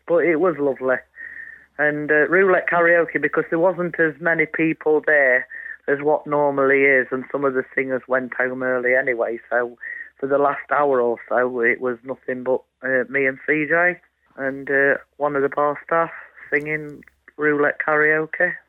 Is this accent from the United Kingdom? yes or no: yes; Mansfield, East Midlands, United Kingdom; I come from Mansfield